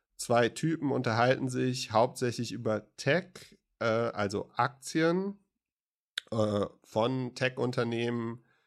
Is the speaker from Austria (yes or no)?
no; West Germany, Germany; ich bin Wessi